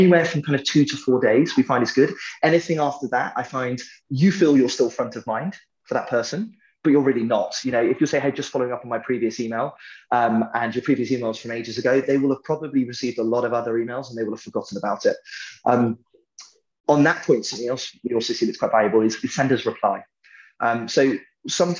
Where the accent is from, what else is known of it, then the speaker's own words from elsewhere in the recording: United Kingdom; I'm British